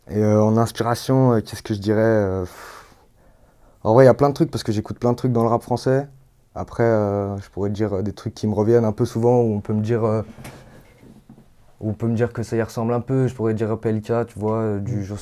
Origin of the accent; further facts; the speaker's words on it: Villeurbanne, Auvergne-Rhône-Alpes, France; Je suis né à, Villeurbanne, j'ai grandi à Villeurbanne. Et puis euh, Lyon, j'ai été à Croix-Rousse et tout.